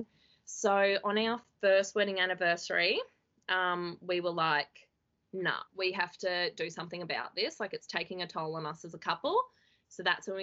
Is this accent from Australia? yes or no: yes; Toowoomba, Queensland, Australia; I'm from Toowoomba, and I live with my husband